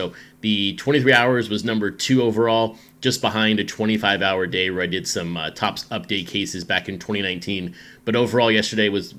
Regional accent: West Texas, United States; also born or lived in Chattanooga, Tennessee; now in Seattle, United States; Growing up in West Texas, obviously the desert heat, and then living some of my adult life in Chattanooga, Tennessee

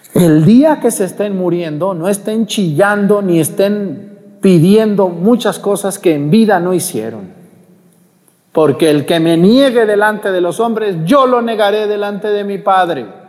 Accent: Jalisco, Mexico; now in Guerrero, Mexico; en mi pueblo y en, en mi tierra donde yo soy, en Jalisco

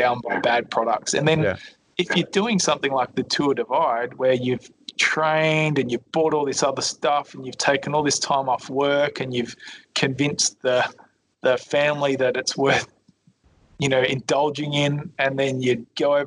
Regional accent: Adelaide, South Australia, Australia; moved away; also born or lived in Melbourne; We grew up together in Adelaide, southern suburbs of Adelaide.

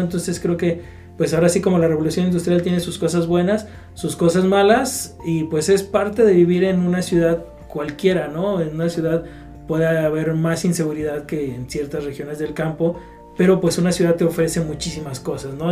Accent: Guadalajara, Jalisco, Mexico; me considero un tapatío, no sé de qué tanto abolengo

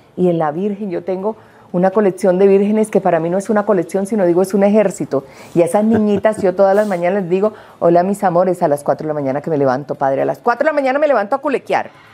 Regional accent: Colombia; cuántos colombianos aquí no hemos crecido por 52 años viendo sábados felices

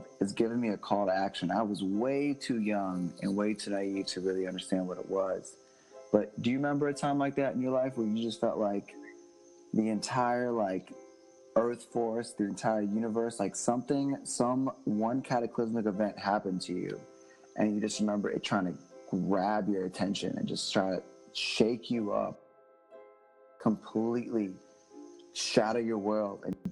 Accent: United States; also born or lived in Israel; an American student living in Israel

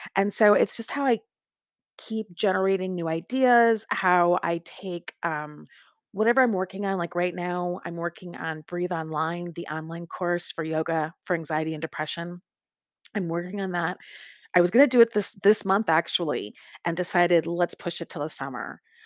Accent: Lake Michigan, Midwest, United States; now in Lawrence, Kansas, United States; I grew up on Lake Michigan

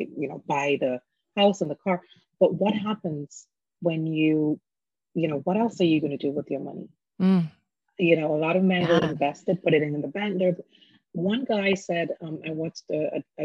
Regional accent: Jamaica; now in United States; my background as a Jamaican, and that is the foundation of my upbringing.

